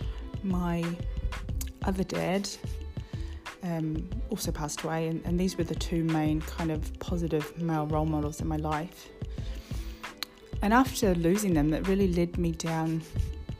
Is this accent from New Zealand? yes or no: yes; New Zealand; moved away as an adult; now in London, United Kingdom; I'm from New Zealand, but I've been living in London now for just over 13 years